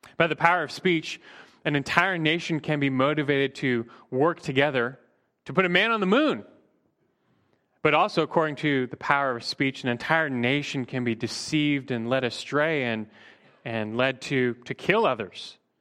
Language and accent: English; Burbank, California, United States; growing up in Burbank